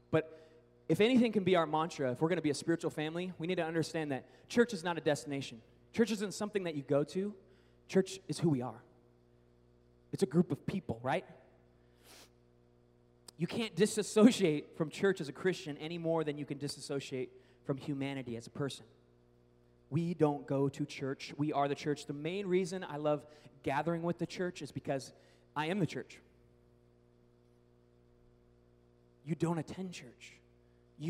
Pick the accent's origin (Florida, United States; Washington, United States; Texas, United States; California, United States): Washington, United States; Seattle; now in Oklahoma, United States; I grew up in Seattle in the Northwest